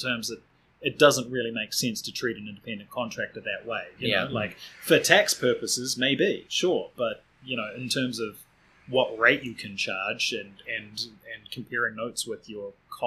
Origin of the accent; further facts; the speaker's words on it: Auckland, New Zealand; accent: Kiwi; moved away as an adult; now in Wellington, New Zealand; I grew up in Glenfield, which is deep in the bowels of the North Shore